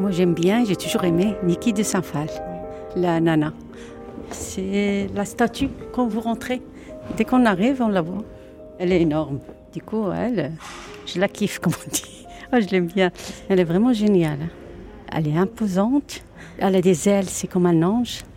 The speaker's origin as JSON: {"language": "French", "town": "Oujda", "region": "Oriental", "country": "Morocco", "tie": "born or raised there", "moved": "yes", "lives_now": "Dunkirk, France", "said": "J'ai grandi au Maroc. C'était à Oujda"}